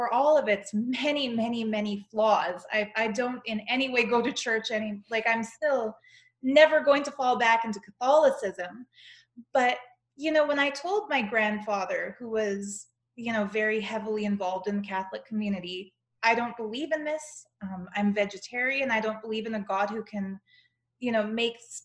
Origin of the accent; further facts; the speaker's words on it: Canada; accent: Canadian; I'm Canadian.